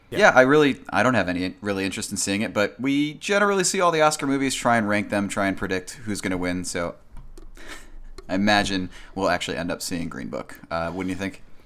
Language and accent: English; Kankakee, Illinois, United States; my hometown, Kankakee.